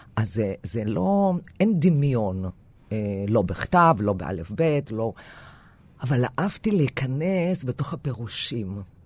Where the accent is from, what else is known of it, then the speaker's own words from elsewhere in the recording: a small village in northern Greece, Greece; first language Greek; Hebrew is a second language; moved away as an adult; now in Israel; נולדתי בצפון יוון, בכפר קטן, שדיברו מין, אה, אה, דיאלקט, אה, אה, קווקליוטיקה